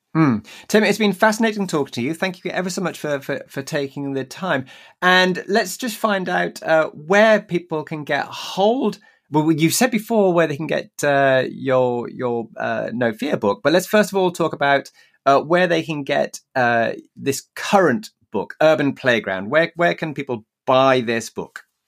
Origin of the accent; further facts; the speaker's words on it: Newcastle upon Tyne, North East England, United Kingdom; Newcastle, my hometown